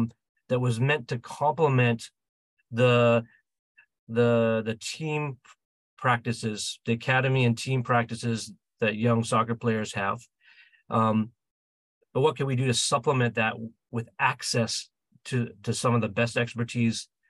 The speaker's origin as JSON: {"language": "English", "town": "Vancouver", "region": "British Columbia", "country": "Canada", "said": "we're from Vancouver, Canada."}